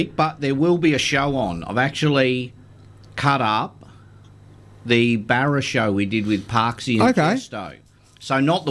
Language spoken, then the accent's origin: English; Townsville, Queensland, Australia; because we're from Townsville.